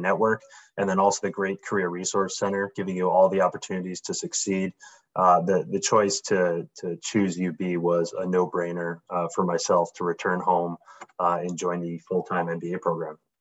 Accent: Buffalo, New York, United States; I'm born and raised in Buffalo, New York.

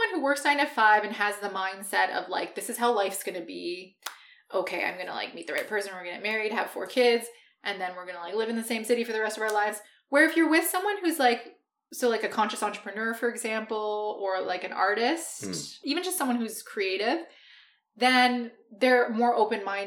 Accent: Ottawa, Ontario, Canada; moved away as an adult; also born or lived in Vancouver Island; now in Vancouver, Canada; I'm from Ottawa

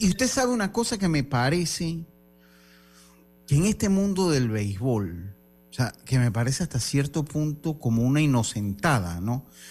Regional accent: Panama; como buenos panameños

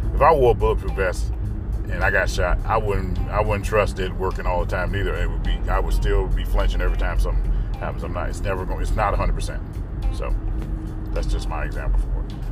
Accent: North Carolina, United States; I grew up in North Carolina

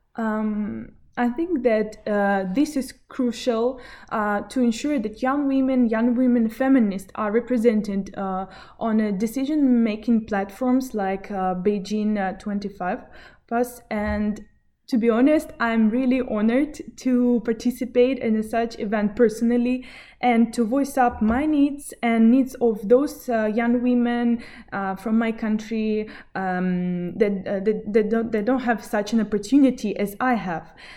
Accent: Belarus; Originally, I'm from Belarus.

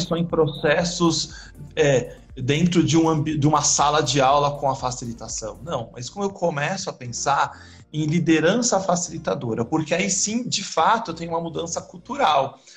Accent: São Paulo, Brazil; also born or lived in Botucatu; Eu nasci na Zona Leste de São Paulo é, e fui estudar agronomia na Unesp de Botucatu

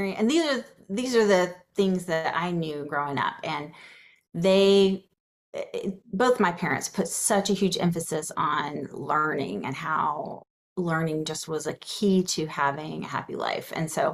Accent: Atlanta, Georgia, United States; I grew up in suburban Atlanta

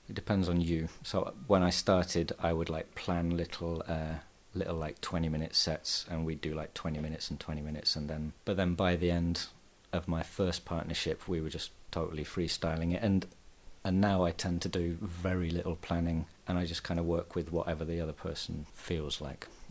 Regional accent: England, United Kingdom; now in Barcelona, Spain; I'm English

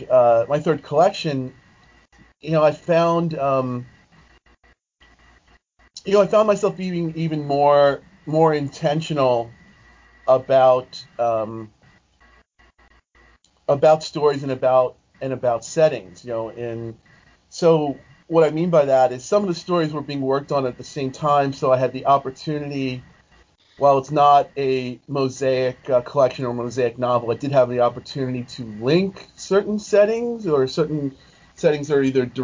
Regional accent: New York, United States; I'm from New York

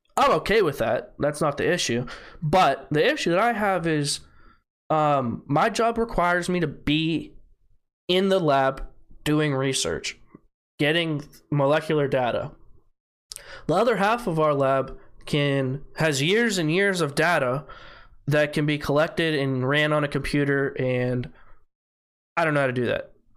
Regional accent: United States; I'm American

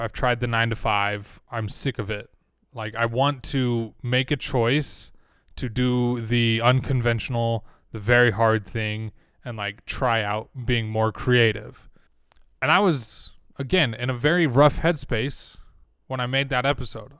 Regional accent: Utah, United States; growing up in Utah all my life

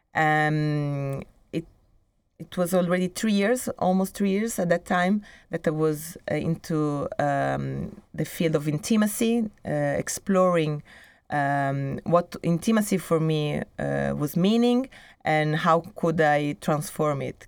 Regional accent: Italy; moved away as an adult; also born or lived in Milan, Italy / Brazil; now in Barcelona, Spain; when I was living in, in Italy, in my hometown, or even in, in Milan

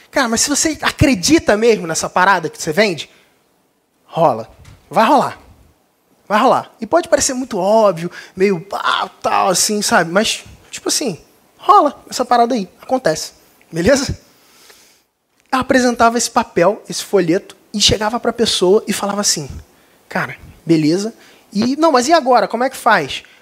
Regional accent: Cabo Frio, Rio de Janeiro, Brazil; sou de Cabo Frio, não sei se alguém percebeu, não tenho sotaque, mas é, sou do Rio de Janeiro.

